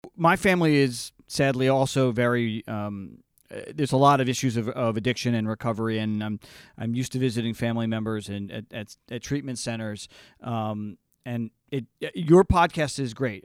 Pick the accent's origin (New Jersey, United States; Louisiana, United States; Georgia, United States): New Jersey, United States; I grew up in Jersey in the '80s